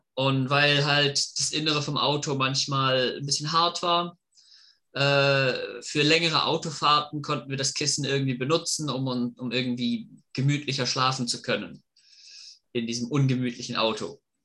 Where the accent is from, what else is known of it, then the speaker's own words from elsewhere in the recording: Germany; moved away; also born or lived in Hudson, Massachusetts, United States; Ich komme ursprünglich aus Deutschland und habe sechs Jahre meines Lebens in den U S A verbracht